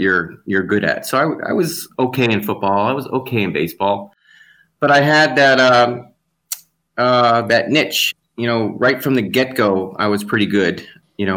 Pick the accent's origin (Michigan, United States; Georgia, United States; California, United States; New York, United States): Georgia, United States; Atlanta; also born or lived in Cleveland, Ohio; I was born in Cleveland, and then I grew up in Atlanta